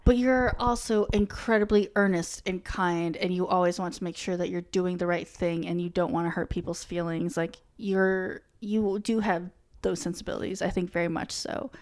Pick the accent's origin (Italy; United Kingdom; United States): United States; New England; I had just always grown up in New England